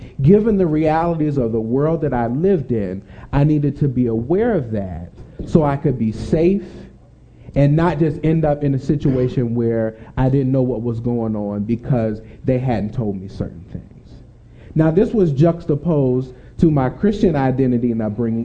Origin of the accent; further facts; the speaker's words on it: Delaware, Ohio, United States; I grew up in Delaware